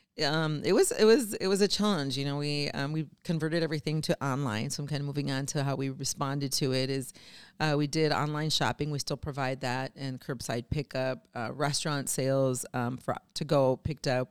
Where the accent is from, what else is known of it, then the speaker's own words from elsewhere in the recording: Saint Paul, Minnesota, United States; born and raised in Saint Paul